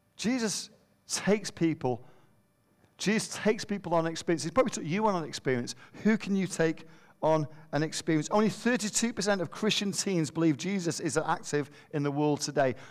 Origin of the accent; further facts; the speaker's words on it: Manchester, North West England, United Kingdom; moved away; we're from Manchester